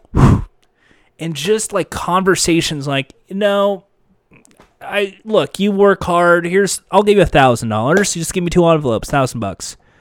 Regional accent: United States; I'm an American. Proud to be an American

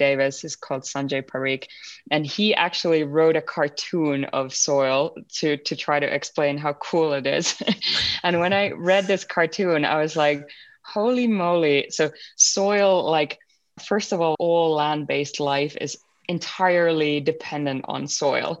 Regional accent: Finland; I was born and brought up in Finland.

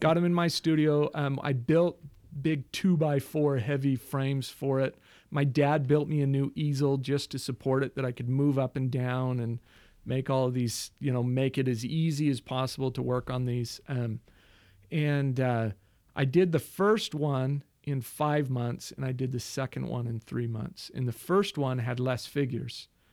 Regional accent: Mesa, Arizona, United States; also born or lived in Queen Creek, Arizona; I'm from Mesa, Arizona

